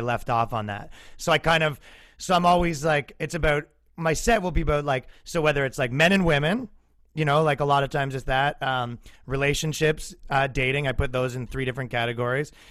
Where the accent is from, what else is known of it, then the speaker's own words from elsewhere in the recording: Canada; moved away as an adult; now in United States; me being a Canadian in America.